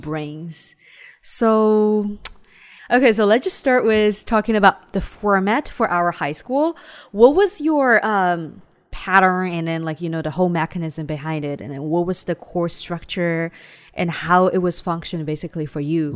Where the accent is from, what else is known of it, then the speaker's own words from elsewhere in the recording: Shanghai, China; also born or lived in Ningbo; I grew up in Shanghai